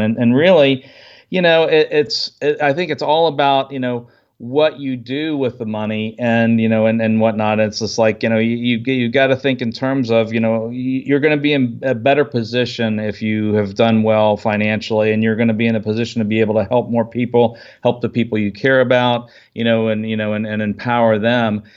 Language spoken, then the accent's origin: English; United States; I grew up outside the Washington, D C area